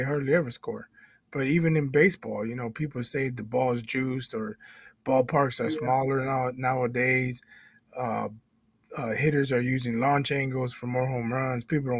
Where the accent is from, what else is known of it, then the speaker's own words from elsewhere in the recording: Northwest Indiana, United States; growing up in Northwest Indiana near Chicago.